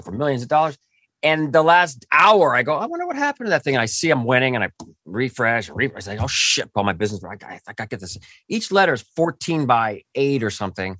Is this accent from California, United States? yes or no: yes; Orange County, California, United States; I grew up near Disneyland in, in Orange County, and I, I just, that was my childhood was there